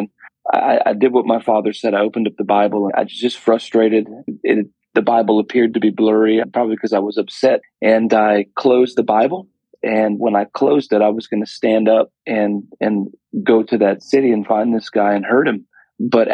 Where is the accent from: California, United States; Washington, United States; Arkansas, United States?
Washington, United States; Woodland; I grew up in a small town in Woodland, Washington